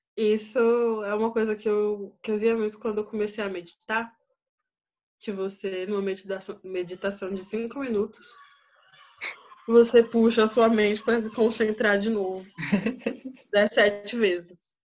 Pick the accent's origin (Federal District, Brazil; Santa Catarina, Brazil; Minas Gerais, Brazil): Federal District, Brazil; Brasília; moved away as an adult; now in Turkey; Sou brasiliense e até o ano passado eu morava em Brasília, nunca tinha saído de Brasília